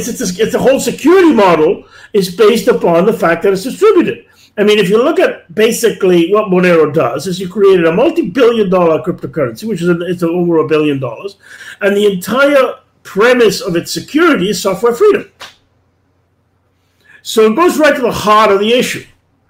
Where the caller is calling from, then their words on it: Canada; Now, I'm speaking from Canada